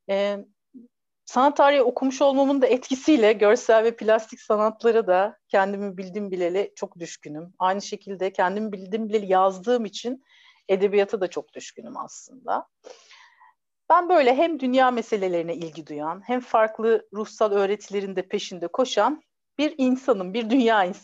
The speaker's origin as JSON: {"language": "Turkish", "region": "Ankara", "country": "Turkey", "also_born_or_lived": "Istanbul", "lives_now": "İzmir, Turkey", "said": "bir Ankaralı, bir İstanbullu ve bir İzmirli kadınım aslında. Ee, bir Ankaralı olarak disiplinli, İstanbullu olarak e, hızlı, pratik ve böyle bilgi peşinde koşan biriyim. Daha çok yeni İzmirliyim"}